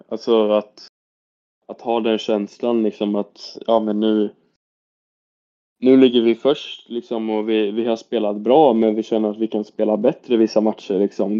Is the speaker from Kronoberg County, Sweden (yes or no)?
no; Stockholm, Stockholm County, Sweden; now in Karlstad, Sweden; jag kommer från Stockholm